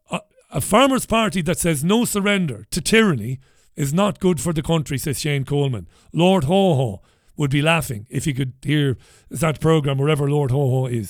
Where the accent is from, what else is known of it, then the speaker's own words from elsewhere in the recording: Waterford, Munster, Ireland; as a young lad in the 1980s, b- b- friends of mine growing up in Ballybeg and later on growing up in Browns Road